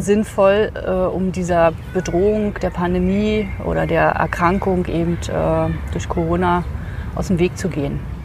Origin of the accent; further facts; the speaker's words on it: Berlin, Germany; ich komme aus Berlin.